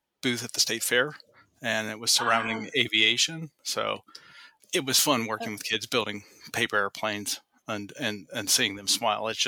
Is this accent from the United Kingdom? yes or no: no; Northeast Ohio, United States; now in Columbus, United States; where I grew up in Northeast Ohio